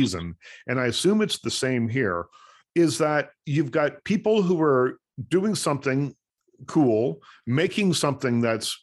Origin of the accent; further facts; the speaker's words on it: East Coast, Atlantic Canada, Canada; moved away; I'm from the East Coast originally. I moved the other way